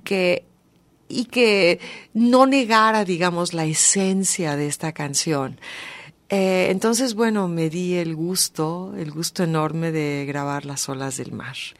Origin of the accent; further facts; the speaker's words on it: Mexico; Como mexicanos contemporáneos, que somos el resultado de esa mezcla